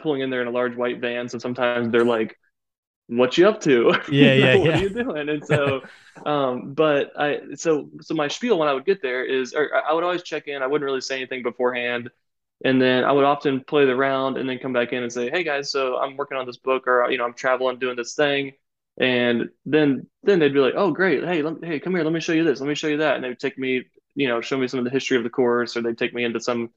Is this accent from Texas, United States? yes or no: no; Florida, United States; moved away; when I got to my hometown, which I'm from Florida originally, and I played my old hometown municipal course